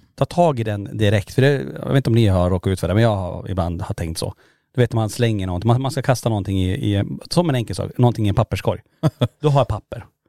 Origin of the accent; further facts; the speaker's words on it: Kiruna, Norrbotten County, Sweden; moved away; Lombola där vi, där vi är uppvuxna